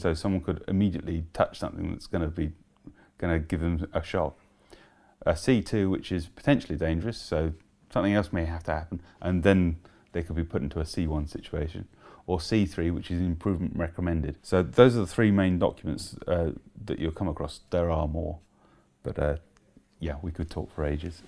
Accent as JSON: {"language": "English", "town": "Letchworth", "region": "East of England", "country": "United Kingdom", "tie": "born or raised there", "said": "my hometown of, at that time, Letchworth"}